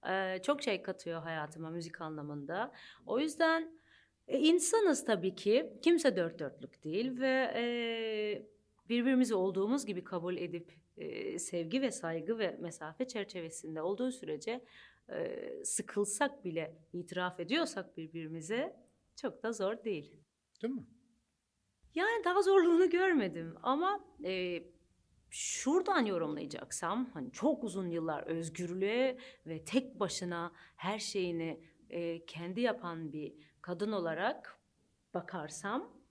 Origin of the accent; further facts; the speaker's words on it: Cyprus; also born or lived in Manchester, England; now in Turkey; Sonra Kıbrıs'a geldik. Orada Türk ilkokul, ilk orta lise eğitimimi gördüm